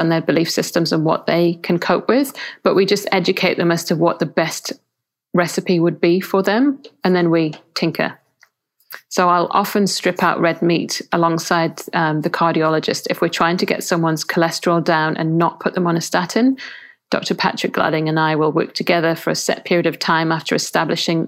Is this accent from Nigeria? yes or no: no; England, United Kingdom; I'm English